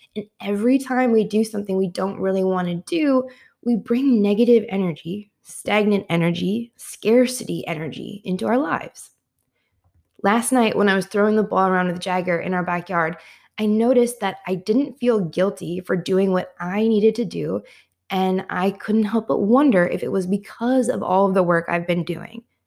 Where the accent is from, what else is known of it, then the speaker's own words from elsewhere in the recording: Midwest, United States; moved away as an adult; also born or lived in Washington, D.C.; I had moved from my hometown in the Midwest to Washington, D C